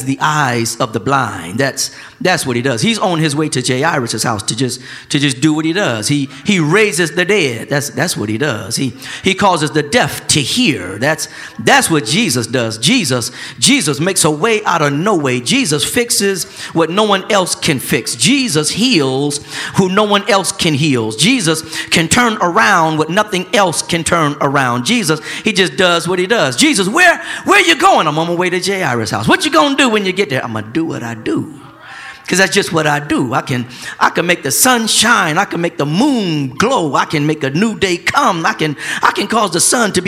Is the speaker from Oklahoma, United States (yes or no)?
no; Flint, Michigan, United States; growing up in Flint, Michigan